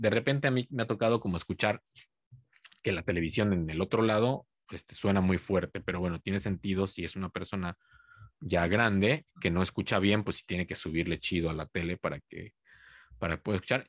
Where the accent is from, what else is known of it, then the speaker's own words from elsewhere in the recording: Cuernavaca, Morelos, Mexico; now in Japan; soy de Cuernavaca